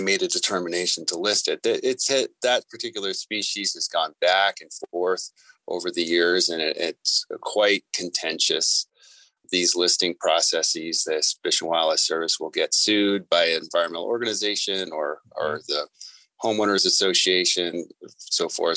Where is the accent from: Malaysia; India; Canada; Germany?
Canada; Vancouver, British Columbia; moved away as an adult; now in Tucson, United States; I grew up in British Columbia and Vancouver, and I love it up there